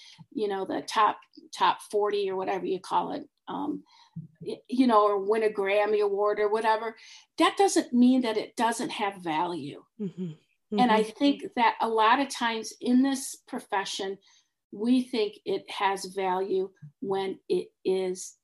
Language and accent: English; Detroit, Michigan, United States; moved away; I grew up in Detroit